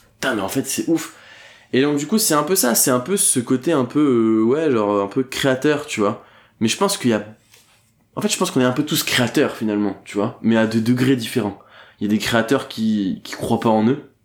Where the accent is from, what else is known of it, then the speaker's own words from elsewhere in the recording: Dunkirk, Hauts-de-France, France; now in Paris, France; Je viens de Dunkerque, j'y suis très rarement, je vais voir mes parents de temps en temps.